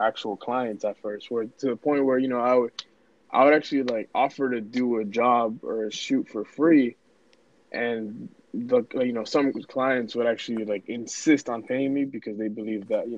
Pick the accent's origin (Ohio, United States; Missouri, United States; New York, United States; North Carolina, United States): New York, United States; New York City; English is a second language; moved away; also born or lived in Dominican Republic / Lawrence, Massachusetts / Methuen, Massachusetts; Born and raised Bronx, New York